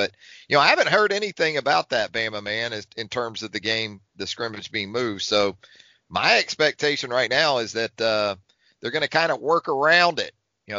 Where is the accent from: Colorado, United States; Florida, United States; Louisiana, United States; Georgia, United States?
Florida, United States; North; now in Tuscaloosa, United States; I grew up in North Florida, okay? So we didn't have barbecue like we have here in Tuscaloosa.